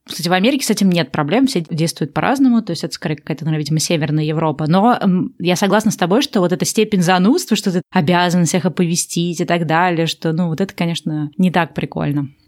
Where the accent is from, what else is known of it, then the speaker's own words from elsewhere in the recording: Russia; moved away; я родилась в России